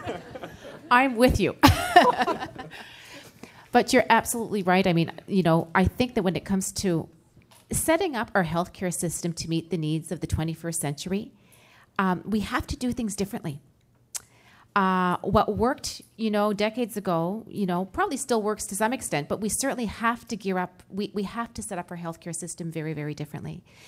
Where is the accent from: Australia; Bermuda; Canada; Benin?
Canada; Moncton, New Brunswick; I just came from my hometown in Moncton, New Brunswick